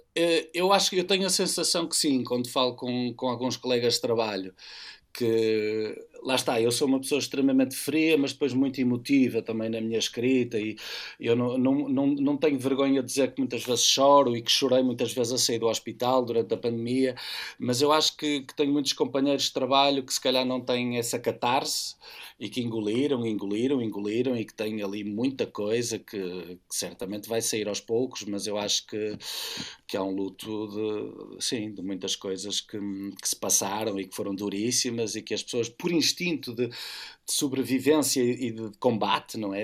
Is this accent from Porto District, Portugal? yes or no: yes; Porto, Porto District, Portugal; estou a aterrar na cidade do Porto, vindo da missão, eh, com os olhos vidrados na minha cidade